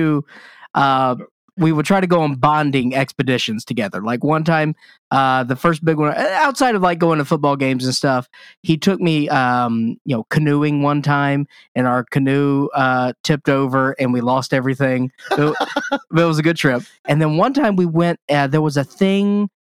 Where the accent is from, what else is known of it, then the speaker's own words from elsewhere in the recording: Mississippi, United States; now in California, United States; in Mississippi, home Mississippi, where I grew up